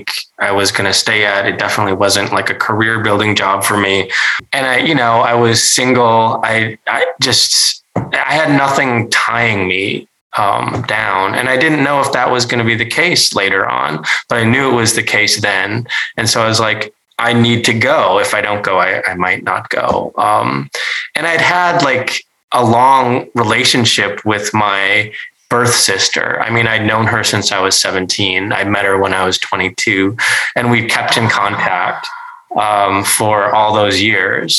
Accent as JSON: {"language": "English", "region": "North Dakota", "country": "United States", "tie": "born or raised there", "said": "I grew up in North Dakota with white parents"}